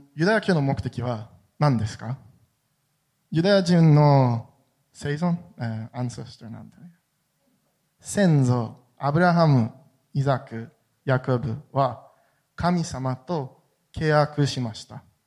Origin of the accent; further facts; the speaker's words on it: Jerusalem, Jerusalem District, Israel; Japanese is a second language; エルサレムで生まれて育りました